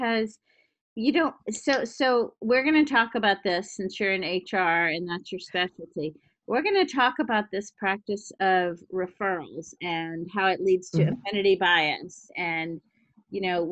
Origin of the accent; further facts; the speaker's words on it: Louisiana, United States; moved away; also born or lived in New Orleans / Boston / Hawaii / California; I'm from Louisiana. I moved to Boston.